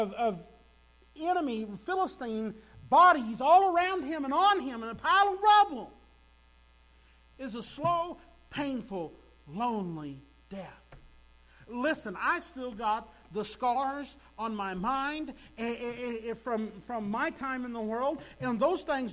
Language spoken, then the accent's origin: English; Sparta, United States; I grew up in Sparta. Graduated from high school there in Sparta.